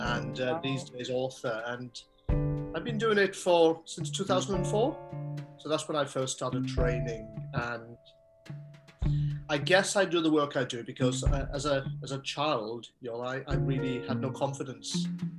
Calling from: Swansea, Wales, United Kingdom; Today I am talking from Swansea here in Wales.

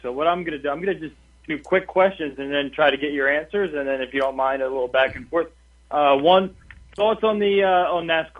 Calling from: Cherry Hill, New Jersey, United States; I'm calling from Cherry Hill as well

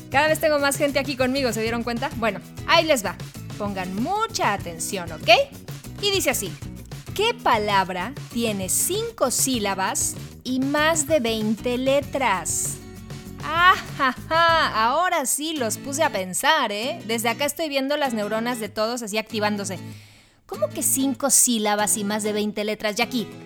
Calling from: Mexico City, Mexico; Hola Jackie … de la Ciudad de México y ahí lleva mi chiste.

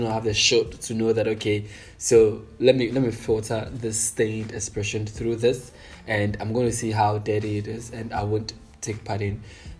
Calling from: Accra, Greater Accra, Ghana; I'm speaking from Accra.

